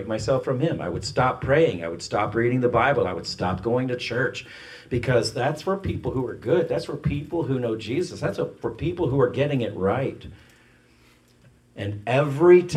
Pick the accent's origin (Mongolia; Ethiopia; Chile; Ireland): Ireland; I'm Irish